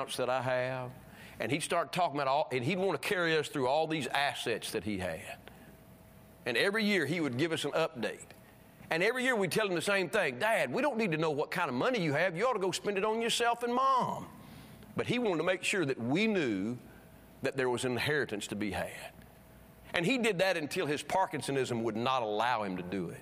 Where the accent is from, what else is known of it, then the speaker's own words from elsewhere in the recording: Alabama, United States; the church I was raised in Alabama, great church